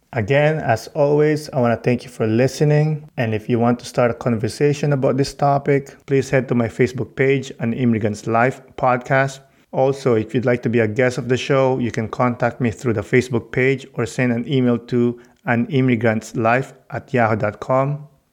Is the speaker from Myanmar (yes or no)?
no; Philippines; moved away; Growing up in the Philippines